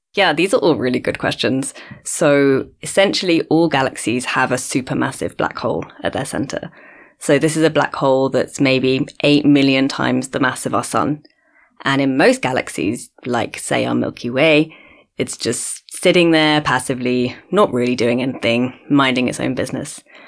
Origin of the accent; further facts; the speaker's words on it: London, United Kingdom; moved away as an adult; also born or lived in Cambridge, United Kingdom; now in Cape Town, South Africa; I grew up in London originally, but I've been here in South Africa in Cape Town for nearly five years now.